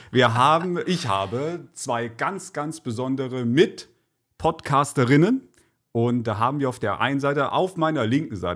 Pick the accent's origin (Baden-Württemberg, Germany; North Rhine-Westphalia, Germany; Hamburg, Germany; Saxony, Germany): Saxony, Germany; Leipzig; born or raised there